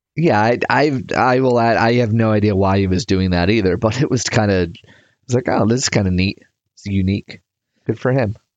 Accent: United States; I'm from America.

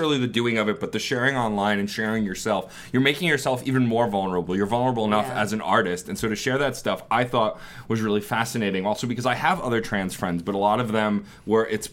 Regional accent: New York City, New York, United States; I grew up in Staten Island.

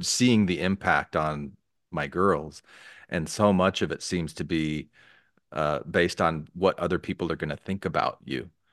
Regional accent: Arizona, United States; I didn't grow up in Utah, I grew up in Arizona

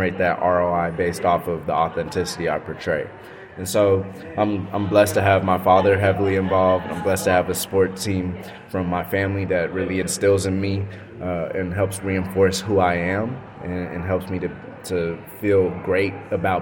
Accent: Austin, Texas, United States; moved away as an adult; now in Los Angeles, United States; I was raised in Austin, Texas, so I know it very well

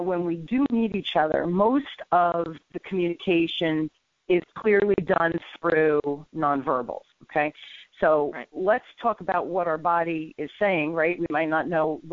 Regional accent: New Jersey, United States; I'm from North Jersey. That's where I grew up

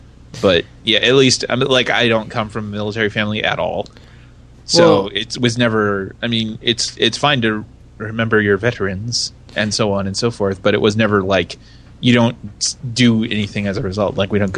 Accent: United States; I'm an American.

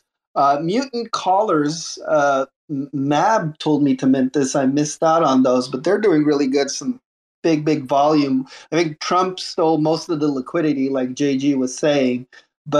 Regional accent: Canada; I'm Canadian

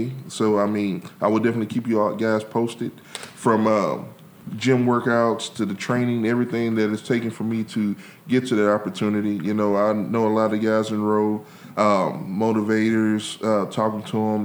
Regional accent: Louisiana, United States; I'm from Louisiana.

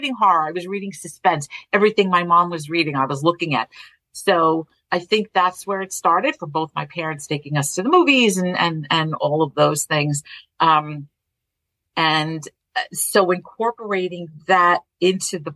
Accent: New York City, New York, United States; accent: Brooklyn; The town that I grew up in Brooklyn, in Borough Park, was really a true melting pot

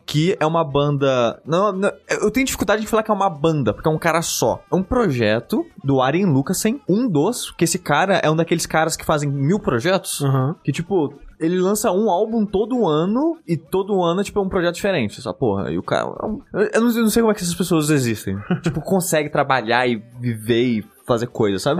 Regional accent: Brazil; minha cidade natal, que é Luiz

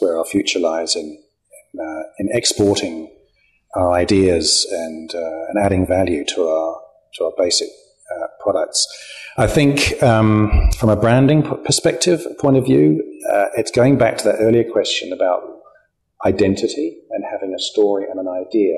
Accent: New Zealand; we're from New Zealand

